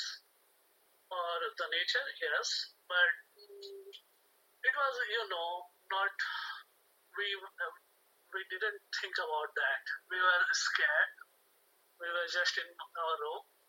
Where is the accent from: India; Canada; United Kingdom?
India; moved away as an adult; I'm from India